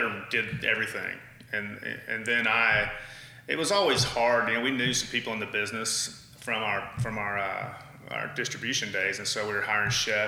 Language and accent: English; Fort Worth, Texas, United States; moved away as an adult; now in Oklahoma City, United States; I am originally from Fort Worth, Texas